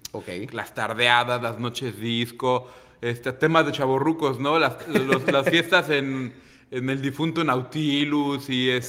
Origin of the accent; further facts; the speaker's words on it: Manzanillo, Colima, Mexico; no nací aquí en Manzanillo como muchos, pero tengo viviendo aquí, llegué a los 10 años de edad, tengo 34 años. Entonces tengo más de dos terceras partes de mi vida aquí